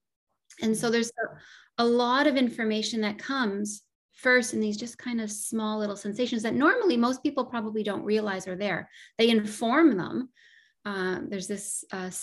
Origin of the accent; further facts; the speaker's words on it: Northern Ontario, Canada; I grew up in Northern Ontario and spent a lot of time in nature.